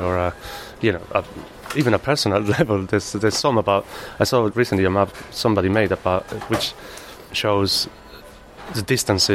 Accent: Malaga, Andalusia, Spain; English is a second language; moved away as an adult; now in London, United Kingdom; I'm originally from Spain. Probably can't tell. From Malaga.

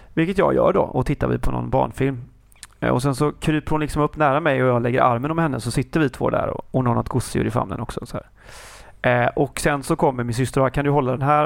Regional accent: Kungälv, Västra Götaland, Sweden; jag är hemma i Kungälv

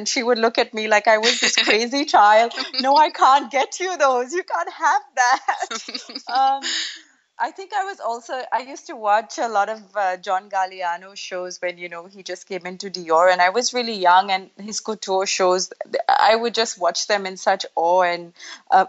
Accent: Mumbai, Maharashtra, India; I've been born and brought up in Mumbai in India, but my father's Arab and my mum is Indian.

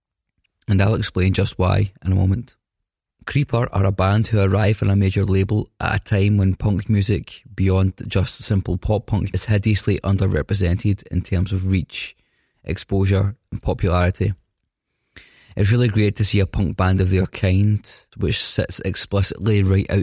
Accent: Scotland, United Kingdom; I'm Scottish

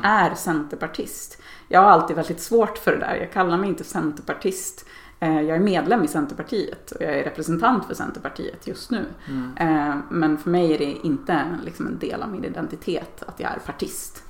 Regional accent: Dalarna County, Sweden; Jag är uppväxt i Dalarna och, och bor där igen på min barndomsö.

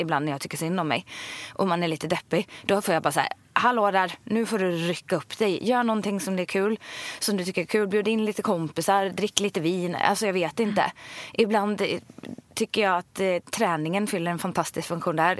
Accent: Ulricehamn, Västra Götaland, Sweden; jag är uppvuxen i, i Ulricehamn

